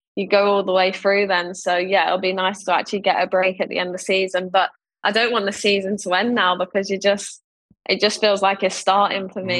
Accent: London, United Kingdom; born or raised there

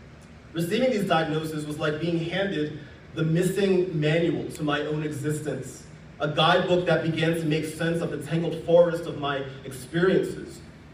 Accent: Philadelphia, Pennsylvania, United States; I'm from Philly, and I'm a diehard Sixers fan.

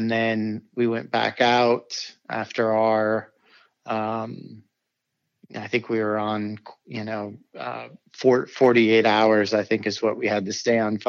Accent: South Bend, Indiana, United States; I'm from South Bend, Indiana.

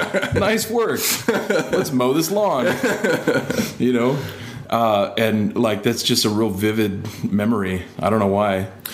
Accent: Detroit, Michigan, United States; also born or lived in Chicago / Des Moines / Maryville; Well, I was born in Chicago and then moved to Detroit and lived in like Detroit and surrounding suburbs, Plymouth, Livonia, Northville. And then I went to high school in Des Moines

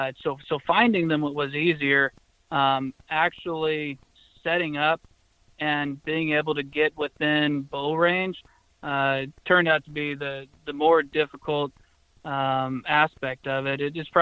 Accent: Missouri, United States; also born or lived in Connecticut; Yeah, but born in Connecticut, but moved to a small town, Northwest Missouri, age of five. So for the most part, born and raised in Northwest Missouri, and that's where the house and the wife are now.

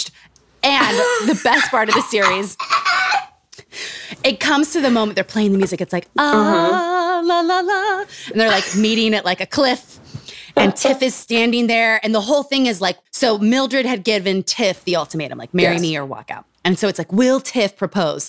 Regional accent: Utah, United States; Growing up in Utah.

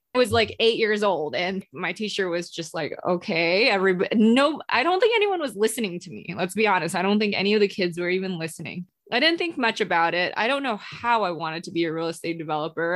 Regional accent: Singapore; moved away as an adult; also born or lived in Indonesia; now in Los Angeles, United States; I was born in Indonesia and then I moved to Singapore when I was about like five or six. And then I grew up in Singapore and I came here to LA for college

